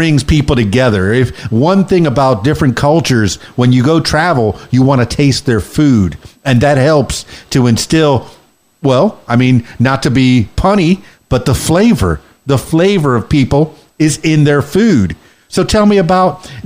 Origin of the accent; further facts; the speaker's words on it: Fort Lauderdale, Florida, United States; also born or lived in Miami / Orlando; I'm from Miami, born in Miami, raised in Fort Lauderdale in the Florida Keys